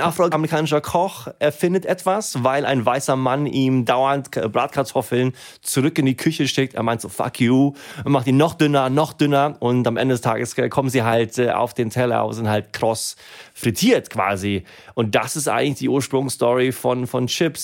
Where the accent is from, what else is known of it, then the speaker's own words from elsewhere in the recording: Germany; also born or lived in Sweden; Und ich bin in Deutschland aufgewachsen